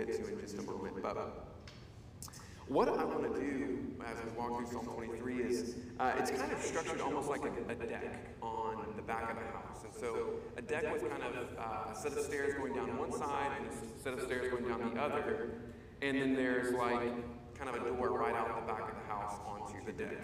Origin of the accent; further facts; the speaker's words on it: Charlotte, North Carolina, United States; I grew up in Charlotte, North Carolina